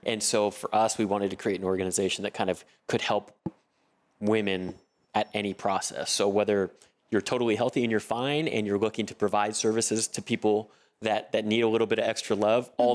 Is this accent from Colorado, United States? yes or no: no; Southern California, United States; I'm born and raised in Southern California